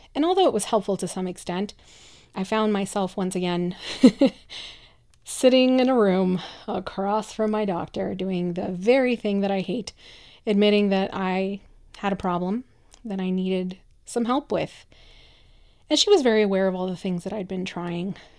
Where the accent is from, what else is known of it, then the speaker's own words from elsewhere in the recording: Michoacán, Mexico; English is a second language; moved away; I'm a first generation immigrant, I come from Mexico, from a very kind of traditional little town in the state of Michoacan.